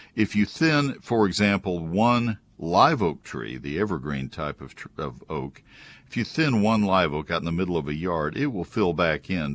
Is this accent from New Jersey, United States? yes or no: no; College Station, Texas, United States; moved away as an adult; also born or lived in Ohio; I grew up in College Station